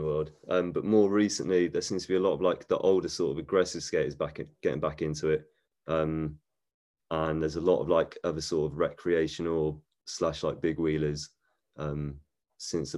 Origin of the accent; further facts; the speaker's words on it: Gloucester, South West England, United Kingdom; in my hometown